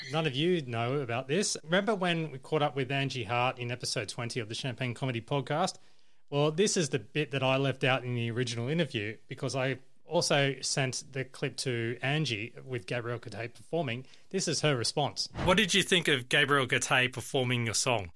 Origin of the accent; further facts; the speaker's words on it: Campbelltown, New South Wales, Australia; now in Gold Coast, Australia; I'm based on the Gold Coast, but I come from New South Wales, or mainly Southwest Sydney, Campbelltown